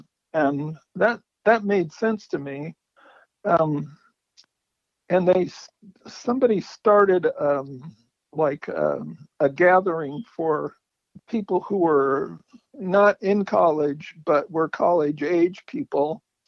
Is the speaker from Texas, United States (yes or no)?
no; California, United States; also born or lived in San Jacinto / San Diego / Sacramento / San Francisco; now in Arizona and Oregon, United States; I was born in 1944. I grew up in California.